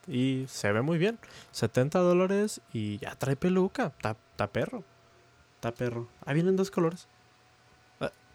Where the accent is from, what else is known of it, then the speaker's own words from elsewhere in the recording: Mexico; now in United States; somos de México, pero aquí en Estados Unidos sí se celebra. Aparte, estudio en Estados Unidos